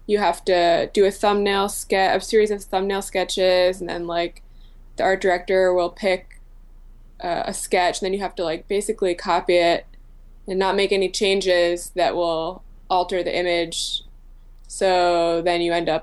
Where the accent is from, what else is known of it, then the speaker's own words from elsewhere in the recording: Central Massachusetts, United States; moved away as an adult; also born or lived in Providence; now in New York, United States; I hail from a farm town, Central Mass